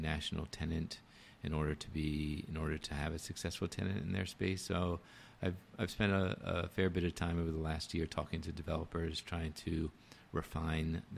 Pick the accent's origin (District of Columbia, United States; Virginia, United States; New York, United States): District of Columbia, United States; Washington; Washington, my hometown